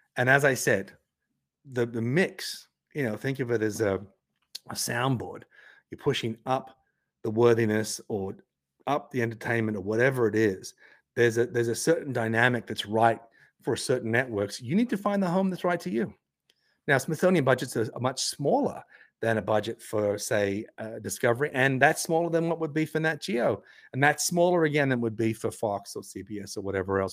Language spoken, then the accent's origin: English; Tasmania, Australia; accent: Australian, Tasmanian; my Australian accent, my Tasmanian guttural intonations